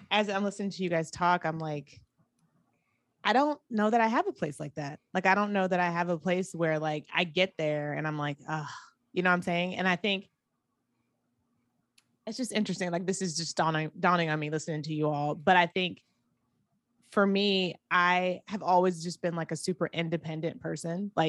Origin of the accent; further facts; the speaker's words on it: Atlanta, Georgia, United States; also born or lived in Akron, United States; now in Miami, United States; I did a lot of growing up in Atlanta, and so I I have a lot of love for Atlanta and the, what it did for me.